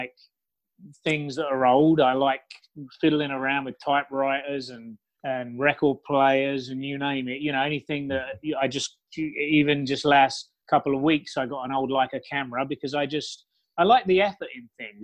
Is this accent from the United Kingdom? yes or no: yes; United Kingdom; moved away as an adult; now in Los Angeles, United States; I'm from London, pretty much, from England, just outside of London. You know, so I grew up near one of the biggest cultural cities in the world